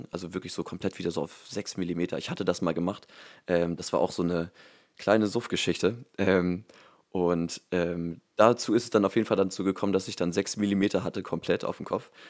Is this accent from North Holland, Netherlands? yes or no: no; Groningen, Netherlands; born there; ich komme aus der Holland, ich komme aus den Niederlanden, ich bin gebürtiger Groninger